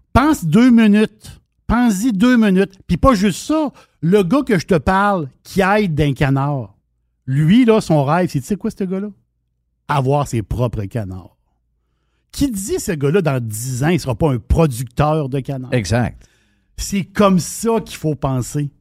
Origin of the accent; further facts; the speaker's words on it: Quebec, Canada; nous, Québécois